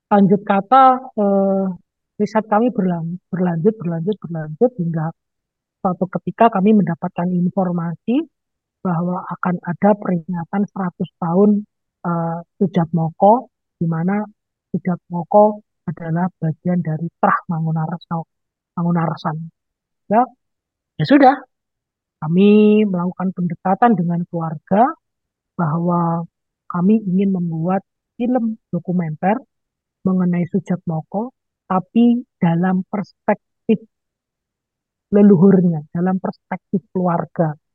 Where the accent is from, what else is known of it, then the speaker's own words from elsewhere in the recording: Madiun, East Java, Indonesia; karena saya orang Madi lokasinya ini ada di Madi ya.